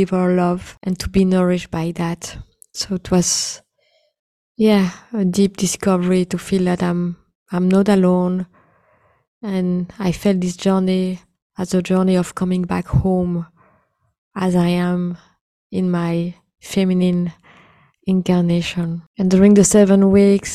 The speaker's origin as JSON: {"language": "English", "country": "India", "said": "being an Indian woman"}